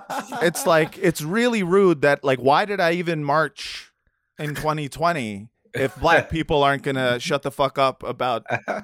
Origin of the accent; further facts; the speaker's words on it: United States; as an American Jew